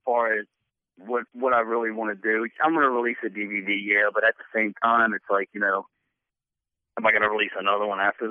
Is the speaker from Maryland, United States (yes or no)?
yes; Maryland, United States; accent: southern; I was born and raised in Maryland